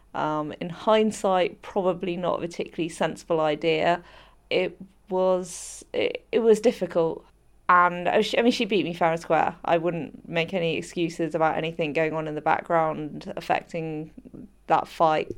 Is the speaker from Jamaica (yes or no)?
no; United Kingdom; my home country